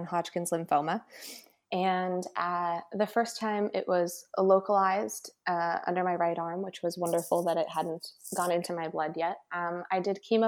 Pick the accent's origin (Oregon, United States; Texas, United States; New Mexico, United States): New Mexico, United States; Santa Fe; moved away as an adult; now in California, United States; I'm originally from Santa Fe, New Mexico, and I moved out to California to go to music school.